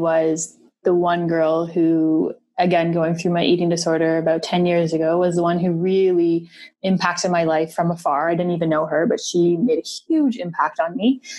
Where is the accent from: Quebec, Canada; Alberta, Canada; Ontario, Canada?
Ontario, Canada; Toronto; Born and raised in Toronto.